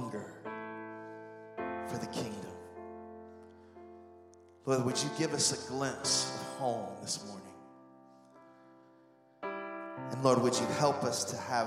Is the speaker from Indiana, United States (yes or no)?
yes; Indianapolis, Indiana, United States; moved away as an adult; also born or lived in Anderson, Indiana; when I first moved from Indianapolis to go to college at Anderson University.